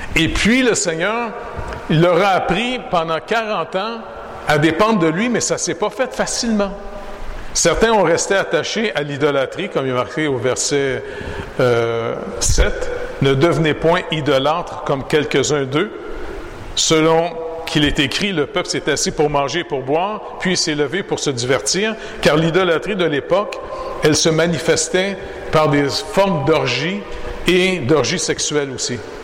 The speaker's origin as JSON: {"language": "French", "town": "Montreal", "region": "Quebec", "country": "Canada", "tie": "born or raised there", "said": "je suis né au Canada"}